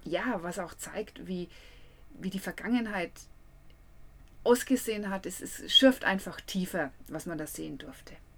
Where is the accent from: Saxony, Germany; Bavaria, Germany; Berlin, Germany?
Bavaria, Germany; Nuremberg; bei uns in Nürnberg